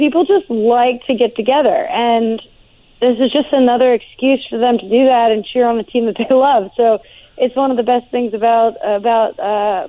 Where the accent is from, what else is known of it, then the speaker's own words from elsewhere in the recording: Pittsburgh, Pennsylvania, United States; Growing up in Pittsburgh was awesome.